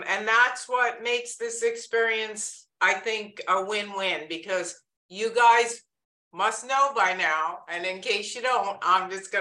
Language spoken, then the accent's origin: English; New York, United States; accent: New York; moved away as an adult; that big New York accent